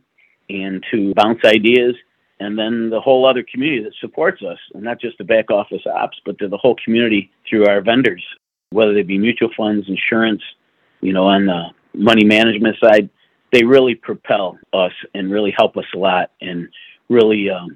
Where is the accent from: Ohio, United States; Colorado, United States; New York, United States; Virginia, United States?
New York, United States; Buffalo; moved away; also born or lived in Birmingham, Alabama; I was a kid from Buffalo, New York, got to Birmingham, Alabama